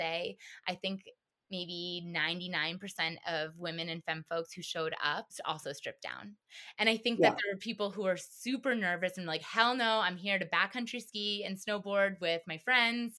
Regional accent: East Coast, United States; now in Colorado, United States; I'm from the East Coast. East Coast

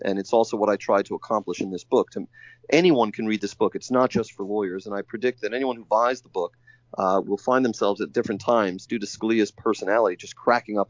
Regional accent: New York City, New York, United States; now in Washington, United States; I'm an outer borough New Yorker as well. I come from Staten Island

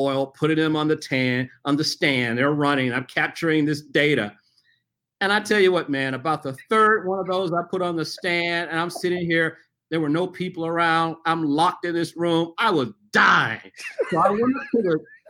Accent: Memphis, Tennessee, United States; I grew up in Memphis, Tennessee

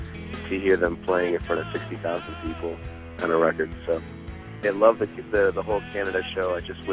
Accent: Baltimore, Maryland, United States; I'm from Baltimore, Maryland.

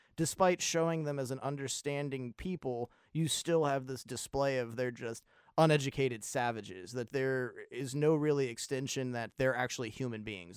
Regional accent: United States; as an American

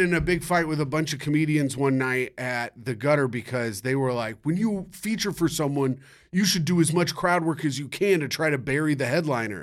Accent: Indianapolis, Indiana, United States; I'm from Indianapolis

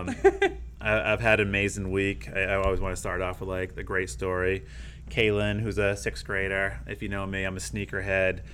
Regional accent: Maine, United States; moved away; I'm from Maine

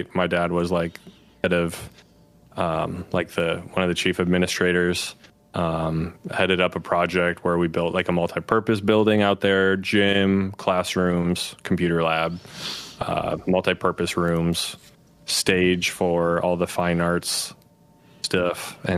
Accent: Wisconsin, United States; also born or lived in Upper Peninsula of Michigan; But I was born in the Upper Peninsula of Michigan. I lived for about like the first 11 years of my life. I lived in Wisconsin. We were at a town in the middle of nowhere.

